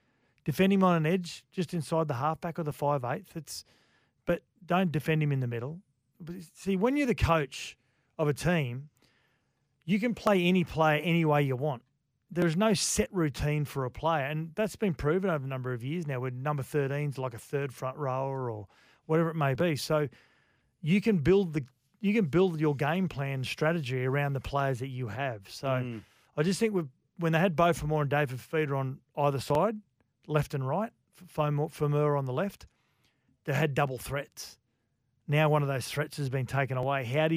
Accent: Gold Coast, Queensland, Australia; As much as it pains me to say, because I grew up on the Gold Coast.

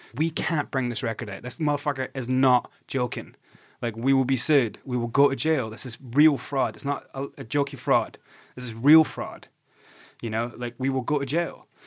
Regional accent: Scotland, United Kingdom; I'm from Scotland.

